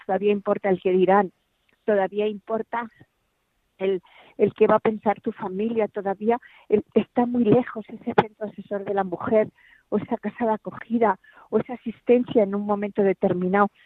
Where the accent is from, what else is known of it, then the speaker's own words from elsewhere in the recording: Ciudad Real, Castilla-La Mancha, Spain; also born or lived in Brazatortas; Nací en Ciudad Real, pero mi corazón está en Brazatortas